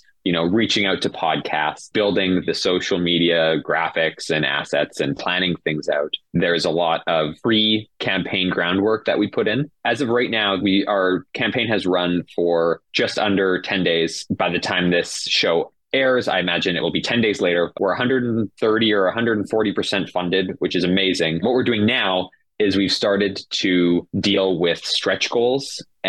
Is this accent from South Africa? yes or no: no; Canada; We really want our campaign to be accessible to everyone because we're Canadian